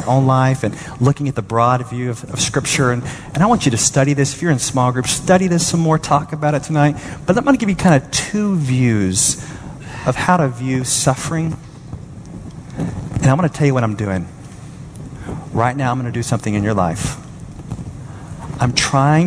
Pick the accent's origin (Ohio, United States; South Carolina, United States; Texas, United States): Texas, United States; Dallas; I'm from Dallas.